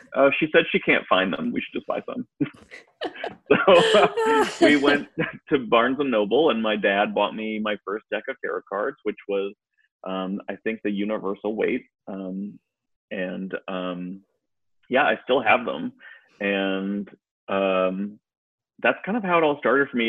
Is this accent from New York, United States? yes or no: no; Western Massachusetts, United States; now in Durham, United States; Massachusetts and and Western Massachusetts